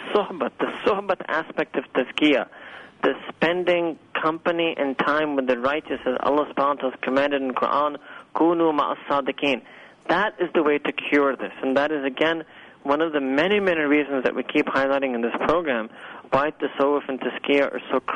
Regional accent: New York City, New York, United States; moved away as an adult; this humble speaker was born and raised in Manhattan, New York

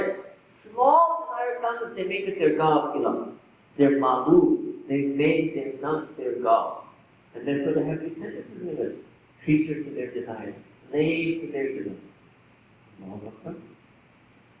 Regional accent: New York, United States; I was born in New York

